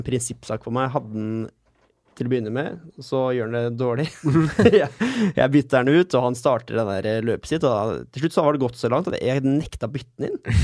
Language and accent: Norwegian; Sarpsborg, Østfold, Norway; hjemme i Sarp